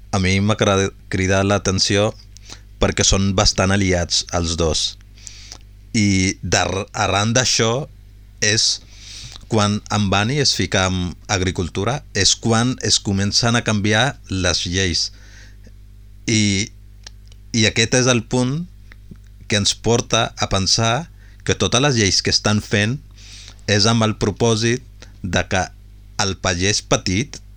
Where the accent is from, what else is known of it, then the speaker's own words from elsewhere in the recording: Punjab, India; perquè té un vincle molt important amb el Punjab, com, com que som del Punjab